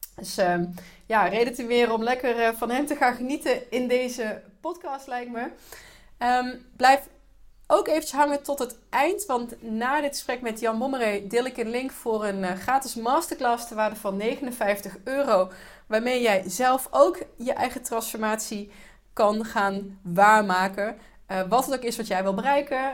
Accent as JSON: {"language": "Dutch", "country": "Netherlands", "said": "als Nederlander"}